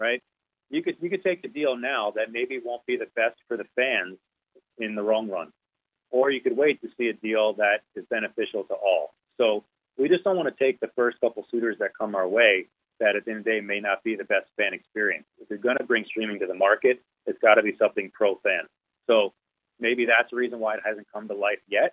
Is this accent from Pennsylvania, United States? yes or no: yes; Philadelphia, Pennsylvania, United States; moved away as an adult; also born or lived in New York; This is where I'm from